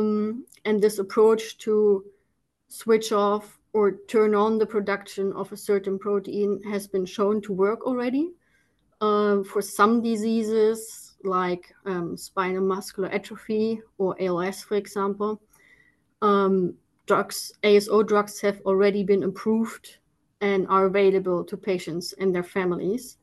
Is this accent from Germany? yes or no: yes; Germany; moved away as an adult; now in Netherlands; born and raised in Germany